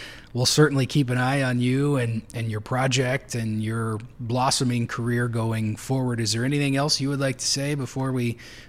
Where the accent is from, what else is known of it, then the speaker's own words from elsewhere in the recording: Midwest, United States; now in Idaho, United States; I'm from the Midwest too.